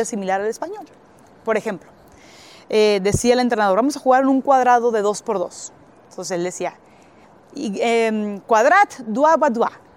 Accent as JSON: {"language": "Spanish", "town": "Gómez Palacio", "region": "Durango", "country": "Mexico", "also_born_or_lived": "Monterrey / Shymkent, Kazakhstan", "moved": "as an adult", "said": "yo soy de Gómez Palacio"}